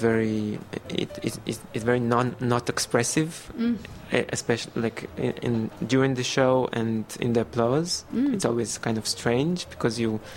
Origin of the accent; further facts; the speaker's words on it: Belarus; now in Israel; I was born in Belarusia.